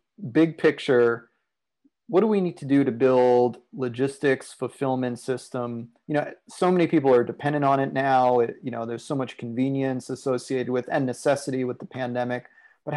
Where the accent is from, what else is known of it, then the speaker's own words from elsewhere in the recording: New York, United States; I grew up in New York. New York's a union town